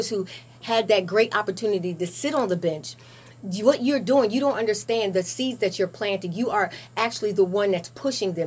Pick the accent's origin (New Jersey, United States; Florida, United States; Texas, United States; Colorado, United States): New Jersey, United States; Lawrence Township; I'm actually from Lawrence. Born and raised.